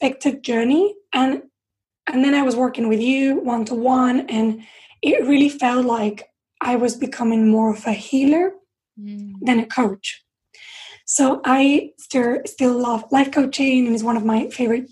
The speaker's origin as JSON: {"language": "English", "country": "Spain", "also_born_or_lived": "London", "moved": "yes", "lives_now": "England", "said": "when I came to live in England, because I'm from Spain"}